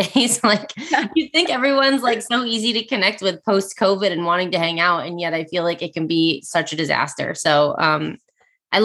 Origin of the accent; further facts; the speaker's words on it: Vermont, United States; moved away as an adult; also born or lived in San Diego; my husband and I were born and raised in Vermont, and then we lived in San Diego for 9 years, and we just moved back